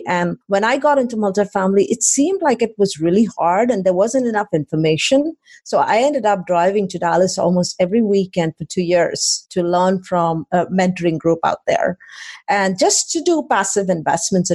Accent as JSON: {"language": "English", "country": "India", "also_born_or_lived": "College Station, Texas", "moved": "as an adult", "lives_now": "Austin, United States", "said": "I came from India 23 years ago now"}